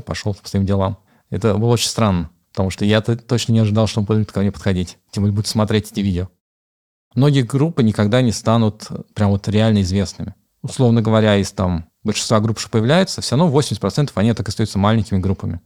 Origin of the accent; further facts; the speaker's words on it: Kazan, Tatarstan, Russia; хоть я здесь не родился, но это, в принципе, мой родной город. Я здесь вырос, провел почти большую часть своей жизни.